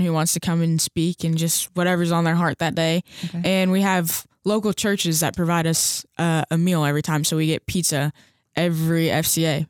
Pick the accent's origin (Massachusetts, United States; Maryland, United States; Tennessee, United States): Tennessee, United States; Hendersonville; I'm from Hendersonville, Tennessee, which is like 20 minutes from Nashville.